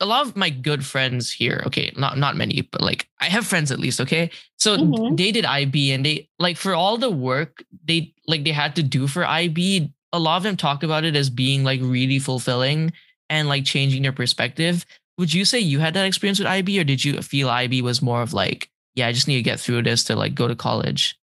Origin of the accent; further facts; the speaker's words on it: Malaysia; now in Boston, United States; growing up in Malaysia